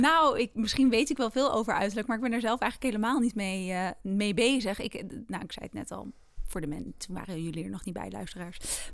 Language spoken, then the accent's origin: Dutch; Netherlands; also born or lived in Amsterdam; we zijn als Nederlanders